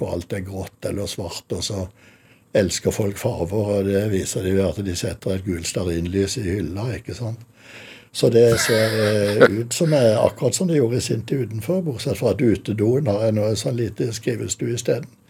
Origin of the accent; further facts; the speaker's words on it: Kristiansand, Agder, Norway; moved away; nederst i Kuholmen, 100 meter bort fra der hvor vi bodde da jeg vokste opp